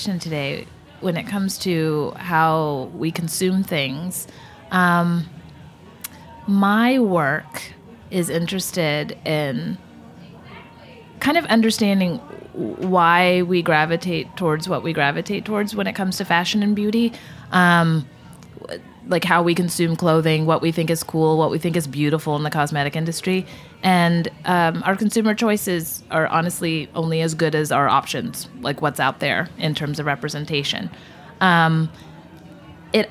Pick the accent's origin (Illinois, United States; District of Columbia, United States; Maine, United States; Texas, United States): Texas, United States; Trophy Club; moved away as an adult; also born or lived in Detroit, Michigan; now in New York, United States; I was born in Detroit and grew up in Texas in a town that very, very, very, very few people have ever heard of. So I just say Dallas-Fort Worth, but it was Trophy Club, Texas is where I was raised.